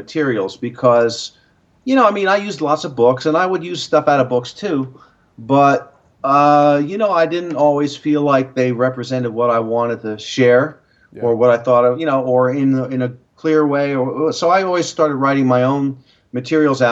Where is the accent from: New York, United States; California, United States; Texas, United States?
New York, United States; moved away; also born or lived in Boston; I'm a New Yorker.